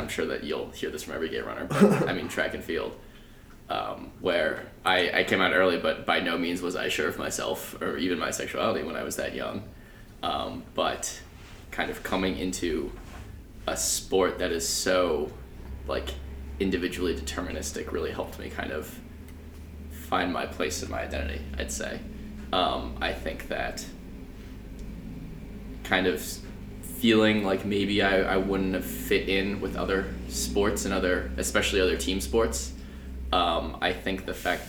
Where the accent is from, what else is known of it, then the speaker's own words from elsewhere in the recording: Needham, Massachusetts, United States; where I grew up in Needham